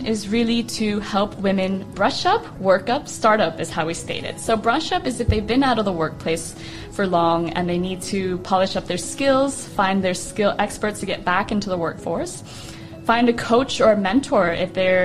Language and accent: English; Austin, Texas, United States; moved away as an adult; also born or lived in Amsterdam; now in Dubai, United Arab Emirates; So I'm born and raised in Austin, Texas.